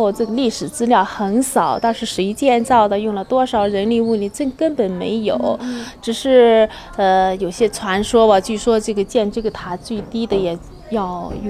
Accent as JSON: {"language": "Chinese", "town": "Ying County", "region": "Shanxi", "country": "China", "tie": "born or raised there", "said": "塔作为我们家乡的一个标志了，一离开它吧，就觉得好像失去了什么什么东西了。哎，走在路上呢，远远的看到木塔就高兴的，"}